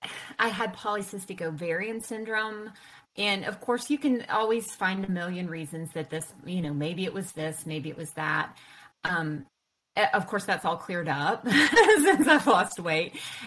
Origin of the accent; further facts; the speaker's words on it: the South, United States; And of course, I grew up in the South, and you know, we're pretty good cooks here, right?